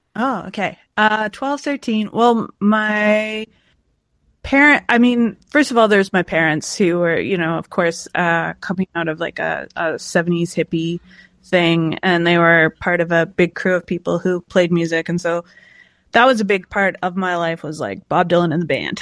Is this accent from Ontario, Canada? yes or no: no; Montague, Prince Edward Island, Canada; And I grew up in Montague, Prince Edward Island.